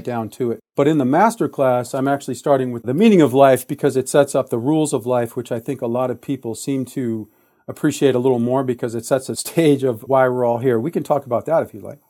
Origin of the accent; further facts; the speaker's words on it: Detroit, Michigan, United States; I was born in Detroit, Michigan, in nineteen sixty-six